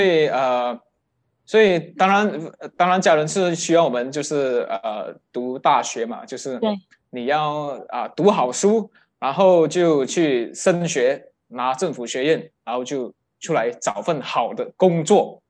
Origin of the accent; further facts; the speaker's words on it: Kelantan, Malaysia; moved away; 我的家乡在一个吉兰，叫做吉兰丹